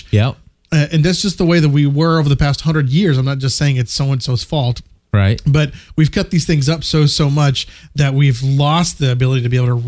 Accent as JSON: {"language": "English", "region": "the Bible Belt", "country": "United States", "said": "I will admit that I am from the Bible Belt"}